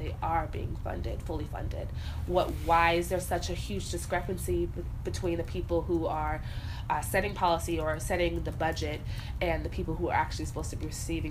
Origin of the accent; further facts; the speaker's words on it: California, United States; now in Chicago, United States; I'm from California, there was a time in my life when I was a child where I lived in Chicago, south side, because of my family